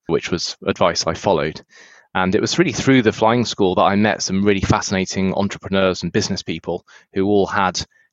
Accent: United Kingdom; moved away as an adult; also born or lived in United States; now in San Francisco, United States; I was born in the UK, spent a lot of years there before moving to the US.

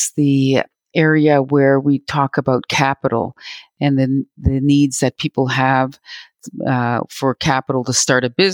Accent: Robinson Huron Treaty area, Ontario, Canada; also born or lived in Manitoba; I'm speaking to you from Treaty 1 territory in Manitoba, but I'm originally from the Robinson Huron Treaty area. That's where my home is, in Ontario.

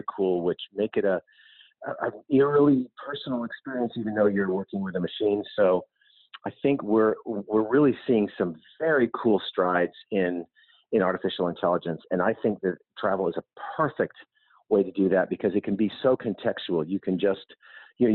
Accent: United States; I'm American

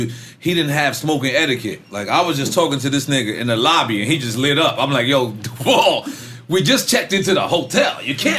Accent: New York City, New York, United States; No, we got West Side Queens. West Side Queens. That's where we're from.

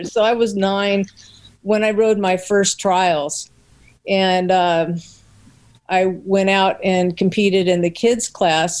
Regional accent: Long Beach, California, United States; I was born in Long Beach, California, and grew up in California

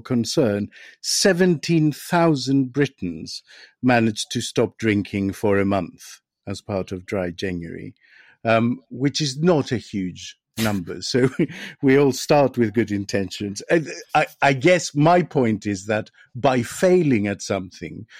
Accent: Greece; I am from Greece

